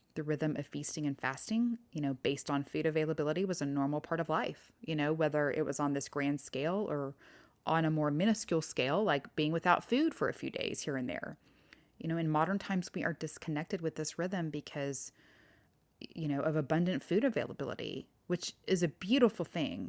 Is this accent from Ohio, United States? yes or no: no; Texas, United States; I'm from Texas